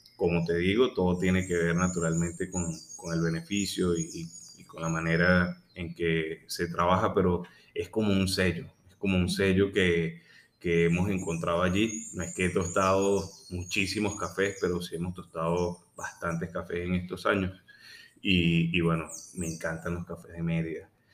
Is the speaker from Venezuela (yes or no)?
yes; Venezuela; el orgullo de ser venezolano, de querer quedarme en mi país.